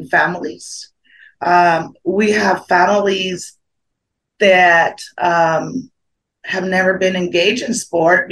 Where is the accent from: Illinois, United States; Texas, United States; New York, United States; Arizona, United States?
Arizona, United States; Phoenix; living and born and raised in South Phoenix, me and myself were in the area of South Phoenix, born and raised.